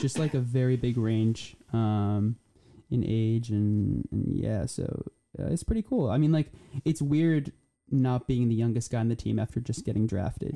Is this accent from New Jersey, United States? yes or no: yes; New Jersey, United States; also born or lived in Poland; I'm from New Jersey